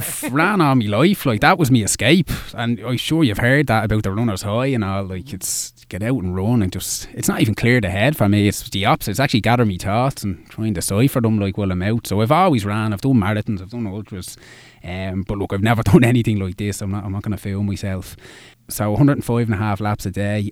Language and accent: English; Dublin, Leinster, Ireland; I'm from Dublin. I, I've lived here all my life